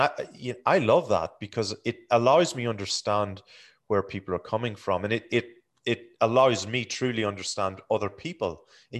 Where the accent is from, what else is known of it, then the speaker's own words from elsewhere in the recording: Ireland; growing up in Ireland, like, you mean during the Troubles and whatever.